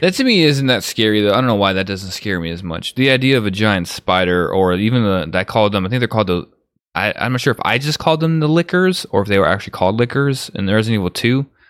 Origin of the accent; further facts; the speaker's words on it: Chicago, Illinois, United States; I grew up in Chicago